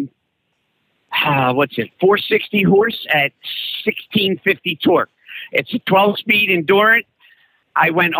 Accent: Pennsylvania, United States; I'm from Pennsylvania.

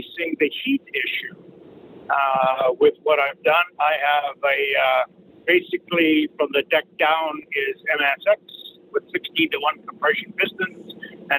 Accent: Canada; I'm from Canada.

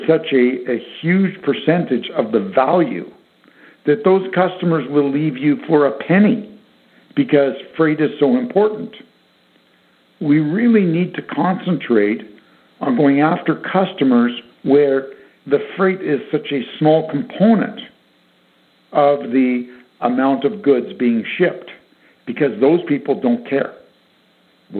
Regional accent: Canada; being Canadian

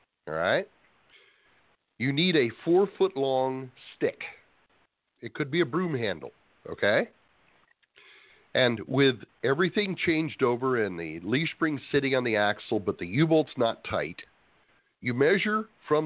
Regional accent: Escondido, California, United States; moved away; Kevin and I were originally from Escondido.

